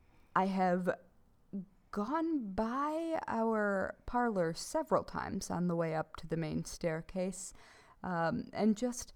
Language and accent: English; New York, United States; now in Vermont, United States; I'm from New York